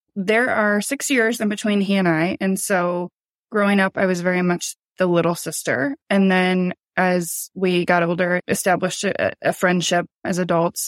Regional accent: Iowa, United States; We grew up in Iowa.

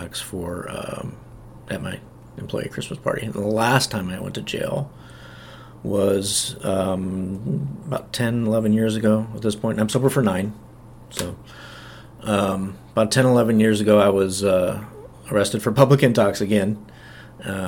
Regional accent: Nebraska, United States; moved away as an adult; also born or lived in Dubuque, Iowa; I was from Nebraska, but ended up moving to Dubuque, Iowa, and working for my sister's husband

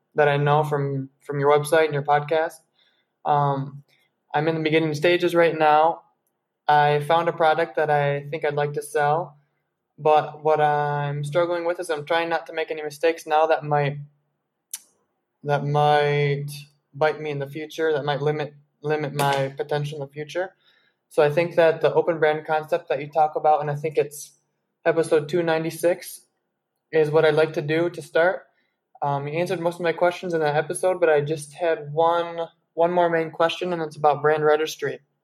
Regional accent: Grand Rapids, Michigan, United States; now in Colombia; I'm from Grand Rapids, Michigan, but I'm living down here in Columbia right now

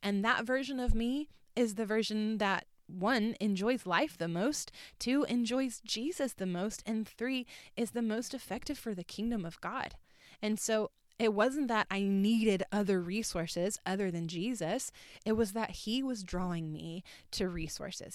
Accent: North Carolina, United States; moved away as an adult; also born or lived in Orlando; I was born and raised in North Carolina.

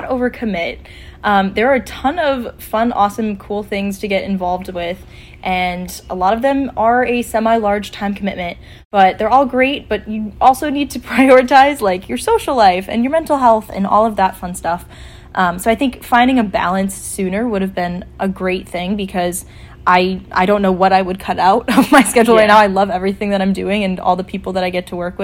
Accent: Buffalo, New York, United States; I'm also a senior from Buffalo, New York

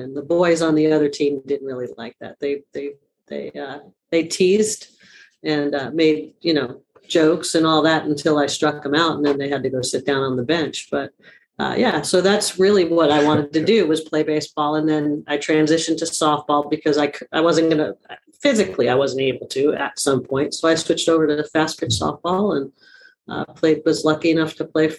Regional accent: Long Island, New York, United States; moved away as an adult; also born or lived in San Jose, California / Lincoln, Nebraska; now in California, United States; I grew up on Long Island. I am a very proud New Yorker

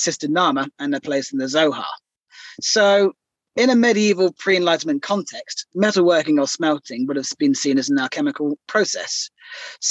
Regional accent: Weymouth, South West England, United Kingdom; moved away; my hometown of Weymouth in Dorset

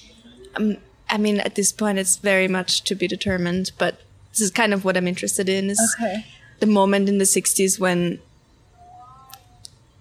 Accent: Austria; moved away as an adult; also born or lived in London; now in New York, United States; I was born and raised in Austria, but I've been here for a year

